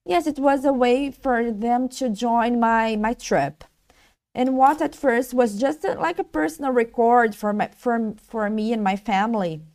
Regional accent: Rio de Janeiro, Brazil; I'm Brazilian from Rio

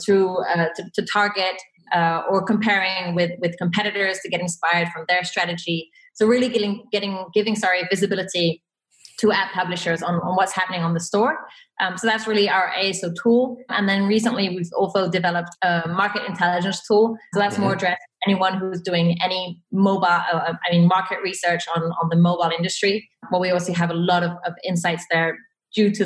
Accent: Belgium; also born or lived in Santiago, Chile; I'm from Belgium. I've lived a couple of years in Chile, in Santiago

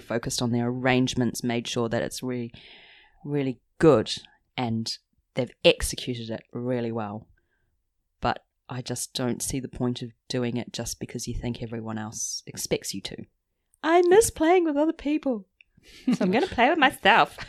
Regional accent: New Zealand; now in London, United Kingdom; we're both from New Zealand, but living in London away from family

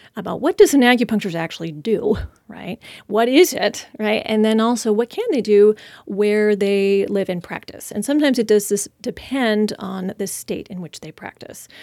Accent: Orcas Island, Washington, United States; moved away as an adult; now in Spokane, United States; I'm originally from the San Juan Islands in Washington State. So I was raised there and, uh, from a little island, Orcas Island there

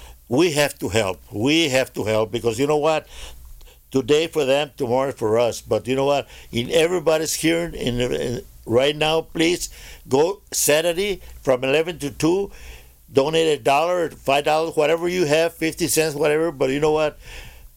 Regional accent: Texas, United States; now in Anaheim, United States; I'm from Texas. My heart is in Texas. My body is in California.

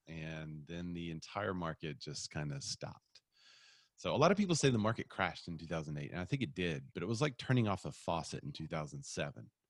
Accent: Bryant, Arkansas, United States; also born or lived in Little Rock, Arkansas; I'm from Bryant, which is just south of here

